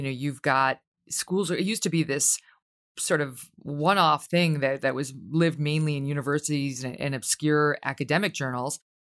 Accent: Ireland; Because I would say as an Irish woman, I don't...

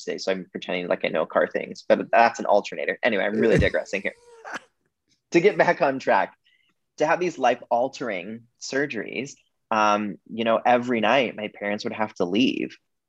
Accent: Wyoming, United States; now in Toronto, Canada; I grew up in the state of Wyoming

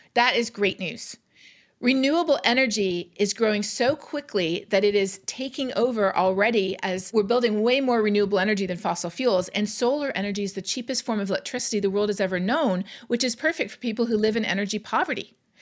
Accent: Canada; now in United States; I'm Canadian. Growing up in Canada

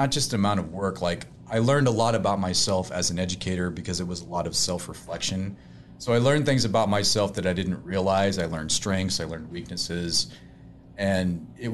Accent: North Platte, Nebraska, United States; I was born in North Platte, Nebraska.

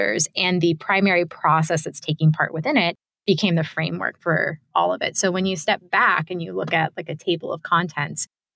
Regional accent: Tampa, Florida, United States; identified as Cuban American and from Tampa

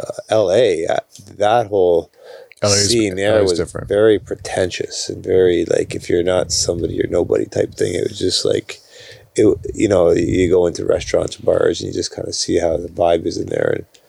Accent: Norfolk County, Ontario, Canada; I got to appreciate home, like where we grew up here in Norfolk County, early, because I left home when I was like 17 and lived in like 16 different cities, over a 20-year period.

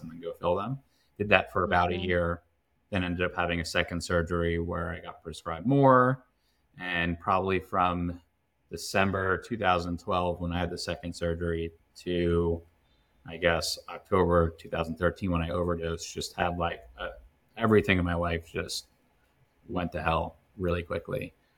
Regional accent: Long Island, New York, United States; now in Westchester, United States; I grew up on Long Island

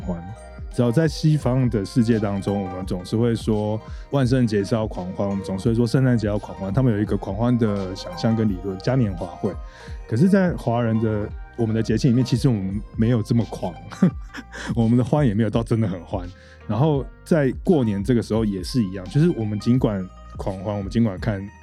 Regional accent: Taipei, Taiwan; also born or lived in Yilan; 我也是台北人长大，但是我的老家是在宜兰

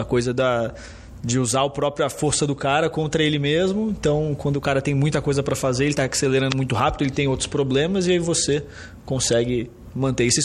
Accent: São Paulo, Brazil; also born or lived in Rio de Janeiro; Sou carioca, mas cresci aqui em São Paulo

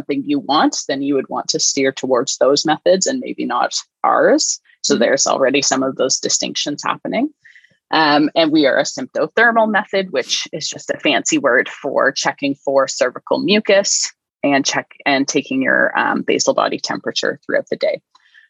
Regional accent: Canada; So I'm Canadian.

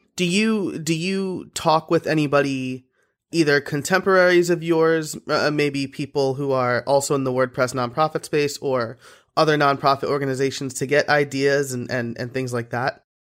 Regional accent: Orange County, New York, United States; I'm originally from Orange County, New York

